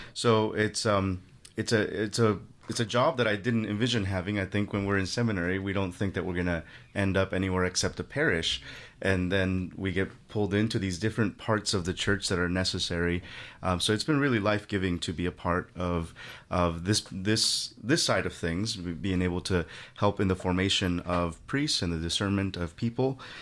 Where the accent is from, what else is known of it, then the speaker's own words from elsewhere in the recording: Guerrero, Mexico; moved away; I'm originally from Mexico. My family is from Mexico, from a very remote part of Mexico in the southwestern curve of the, of the country, I call it. The state is Guerrero